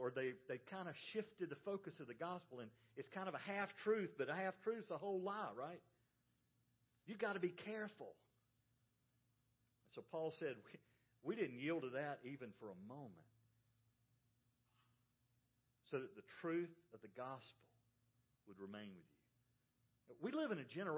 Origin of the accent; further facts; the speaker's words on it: the South, United States; I grew up in the South